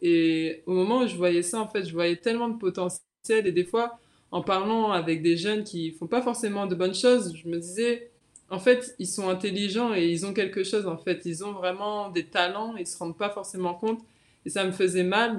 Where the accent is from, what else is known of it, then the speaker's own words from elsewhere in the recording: Guadeloupe; also born or lived in Metropolitan France; now in France; je suis fière, en fait, de représenter la Guadeloupe